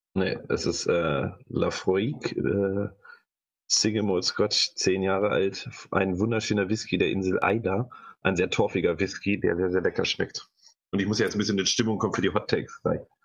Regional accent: Hanover, Lower Saxony, Germany; ich bin ja aus Hannover

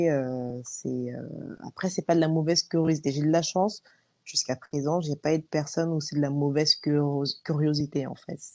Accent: France; moved away as an adult; also born or lived in Australia; au début, je disais bah je viens de France.

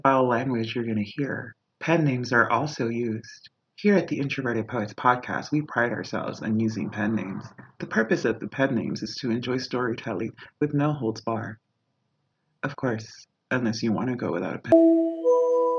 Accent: Laredo, Texas, United States; now in Brooklyn, United States; I am originally from Laredo, but I am now living in Brooklyn.

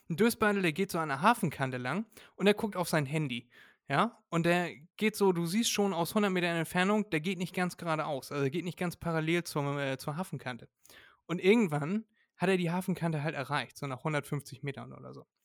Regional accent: Elmshorn, Schleswig-Holstein, Germany; wissen viele gar nicht, wir kommen aus Norddeutschland

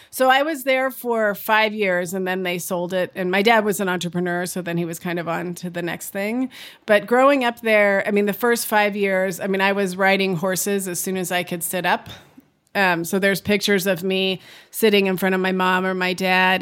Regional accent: California, United States; I grew up in California.

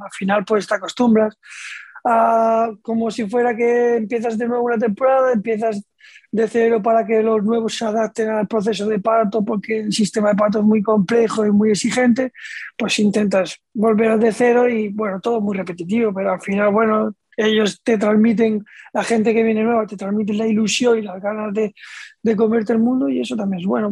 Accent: Region of Murcia, Spain; moved away as an adult; now in Tudela, Spain

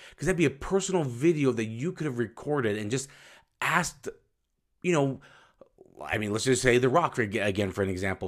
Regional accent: Utah, United States; I'm from Utah. It's a desert

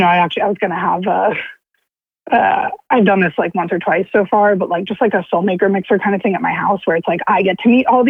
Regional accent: New York City, New York, United States; born or raised there

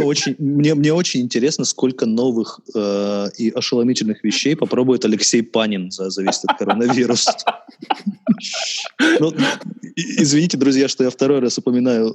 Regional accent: Khabarovsk, Khabarovsk Krai, Russia; я коренной хабаровчанин

